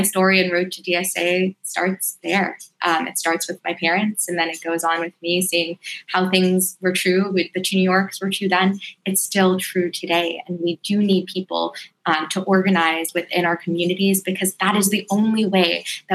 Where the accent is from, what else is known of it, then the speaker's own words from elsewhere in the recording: New York City, New York, United States; I was actually born and raised in Elmhurst, Queens